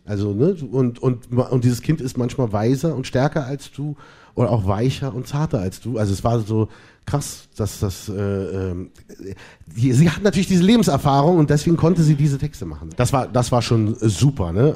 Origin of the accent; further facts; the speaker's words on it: Berlin, Germany; Ich bin aus Berlin.